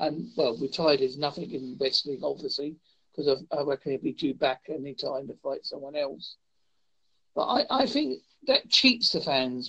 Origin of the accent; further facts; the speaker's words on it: Devon, South West England, United Kingdom; I'm from a place called Devon. I have not got the typical English accent you're probably expecting.